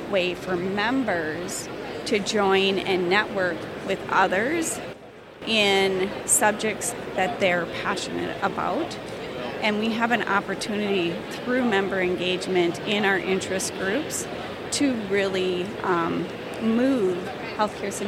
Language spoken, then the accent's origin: English; Minnesota, United States; I am from Minnesota. We get a lot of snow